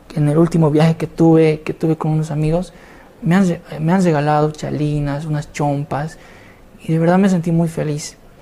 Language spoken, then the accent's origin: Spanish; Bolivia; desde Bolivia para el mundo